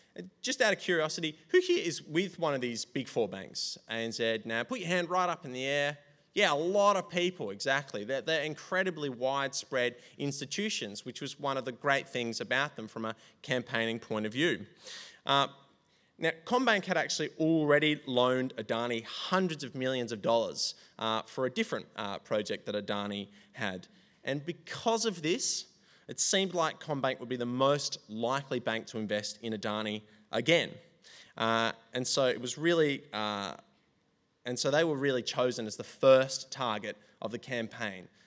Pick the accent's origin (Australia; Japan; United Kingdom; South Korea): Australia; Yankalilla, South Australia; it's where I'm from. It's my hometown.